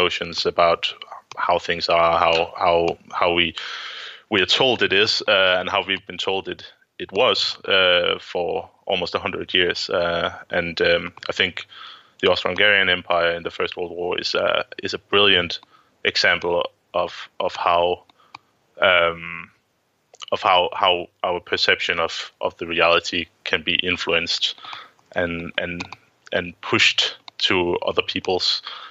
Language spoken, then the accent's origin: English; Denmark; I'm an historian from Denmark